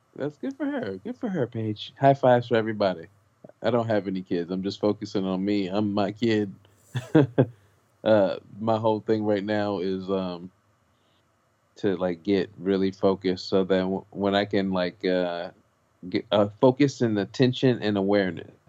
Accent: Los Angeles, California, United States; I grew up on McDonald's. I'm from South Central Los Angeles.

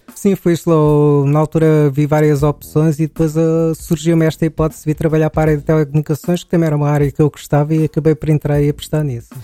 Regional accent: Queluz, Lisbon, Portugal; also born or lived in Amadora / Massamá; Eu nasci na Amadora, mas estive lá pouco tempo. Aos três meses mudei-me para Queluz, eh, e depois fiz o, o meu percurso todo a partir daí

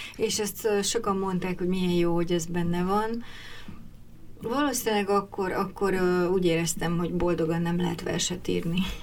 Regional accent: Budapest, Hungary; also born or lived in Miskolc; 8 te... évesen kerültem föl Budapestre, akkor az egész család költözött

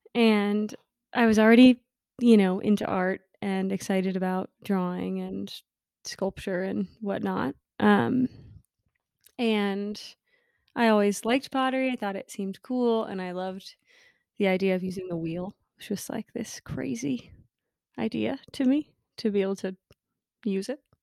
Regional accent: New Jersey, United States; I joined a studio in my hometown in New Jersey, um, Madison Mud

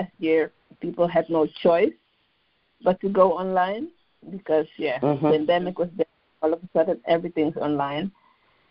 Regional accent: Amsterdam, North Holland, Netherlands; moved away as an adult; now in London, United Kingdom; I am born and raised in Amsterdam, but I currently live in London in the UK

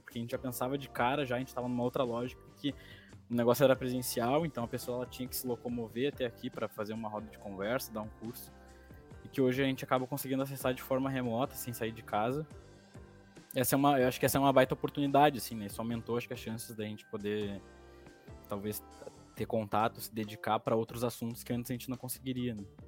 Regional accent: Sapucaia do Sul, Rio Grande do Sul, Brazil; eu sou de Sapucaia

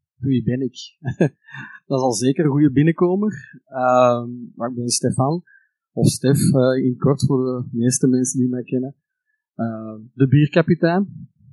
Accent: Antwerp Campine, Flanders, Belgium; ik ben zelf van de Antwerpse Kempen

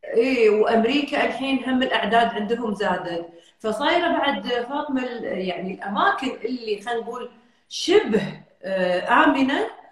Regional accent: Kuwait; بلدنا الكويت

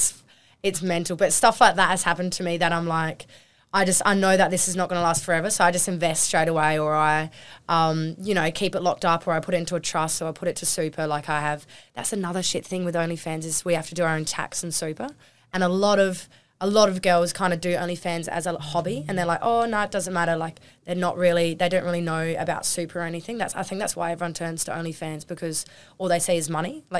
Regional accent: Normanville, South Australia, Australia; we came from Normanville, we barely even had service.

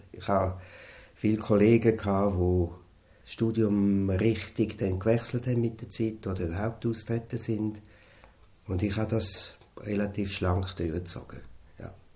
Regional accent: Wattwil, St. Gallen, Switzerland; Wir sind beide in Wattwil aufgewachsen

